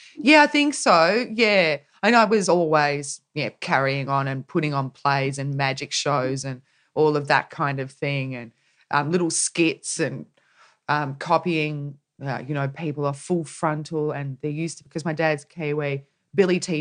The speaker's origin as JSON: {"language": "English", "town": "Corryong", "region": "Victoria", "country": "Australia", "tie": "born or raised there", "said": "I grew up in a town called Correon, which is at the start of the Murray River, essentially, in Victoria, right at the base of the Snowy Mountains."}